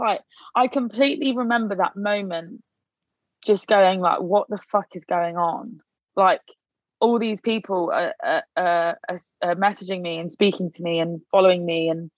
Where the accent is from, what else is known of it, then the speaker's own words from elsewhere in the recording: Leicester, East Midlands, United Kingdom; I am from Leicester